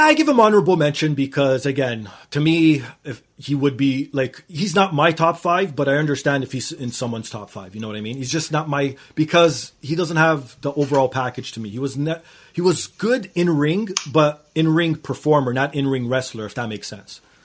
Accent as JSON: {"language": "English", "country": "Canada", "said": "being Canadian"}